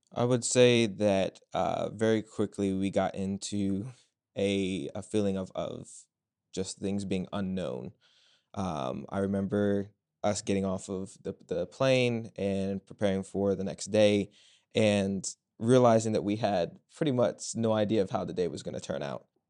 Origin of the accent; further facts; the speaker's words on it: Culpeper, Virginia, United States; I'm from Culpeper, Virginia